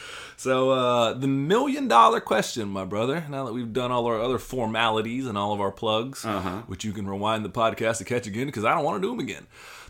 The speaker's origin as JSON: {"language": "English", "region": "the South", "country": "United States", "moved": "yes", "lives_now": "Philadelphia, United States", "said": "As a Southerner"}